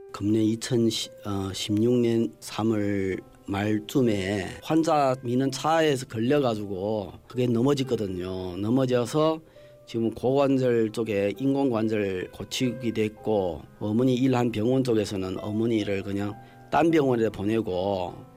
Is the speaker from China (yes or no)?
yes; Jilin, China; moved away as an adult; now in South Korea; 태어난 곳이그 길림성에서 아, 태어났고